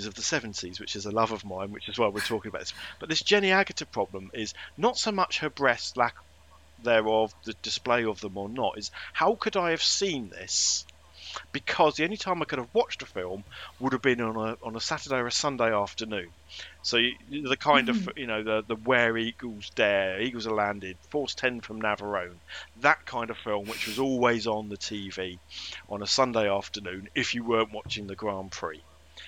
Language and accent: English; England, United Kingdom; I was brought up in England